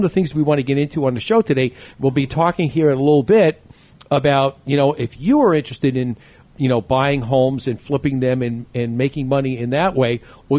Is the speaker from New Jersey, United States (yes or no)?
no; New York City, New York, United States; I'm from New York.